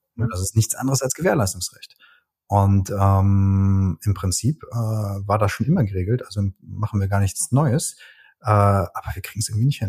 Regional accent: Cologne, North Rhine-Westphalia, Germany; moved away; ich bin Ex-Kölner

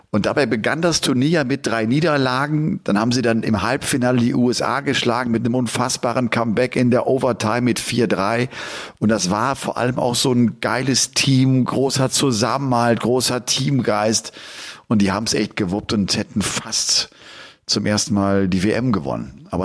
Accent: Dresden, Saxony, Germany; bin einfach mal zu einem Jugendtraining in Dresden in meiner Heimatstadt gegangen.

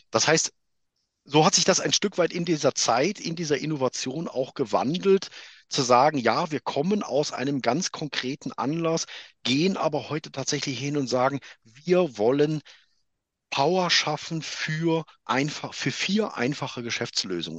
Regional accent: Germany; moved away; also born or lived in Switzerland; ich bin halt in Deutschland geboren, ich bin in Deutschland ausgebildet, ich bin deutscher Unternehmer mit einer Firma in der Schweiz

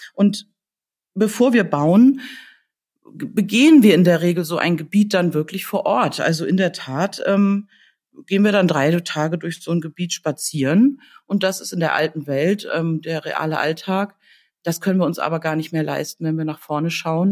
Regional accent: Hamburg, Germany; meiner Heimatstadt

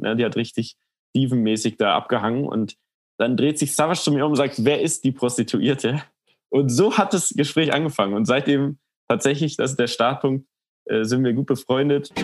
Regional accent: Munich, Bavaria, Germany; ich bin in München aufgewachsen

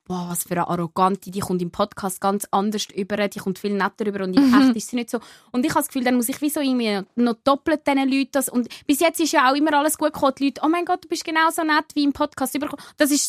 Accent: Aargau, Switzerland

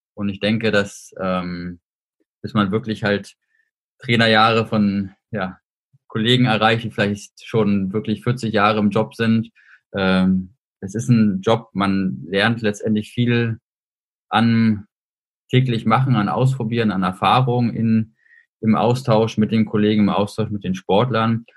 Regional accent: Hamburg, Germany; moved away as an adult; now in Saarbrücken, Germany; bin jetzt hier im Homeoffice in meiner Heimatstadt Hamburg

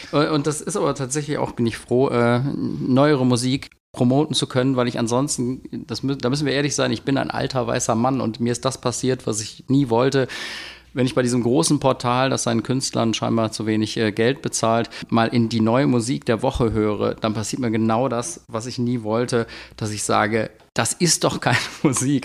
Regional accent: Bergheim, North Rhine-Westphalia, Germany; ich komme aus Bergheim

